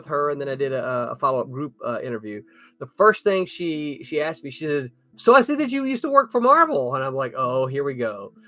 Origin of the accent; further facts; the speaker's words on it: the South, United States; I am from the South